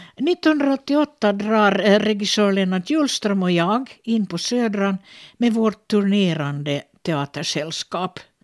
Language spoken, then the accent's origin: Swedish; Finland; teaterchef på olika teatrar här hemma i Finland, men också i Sverige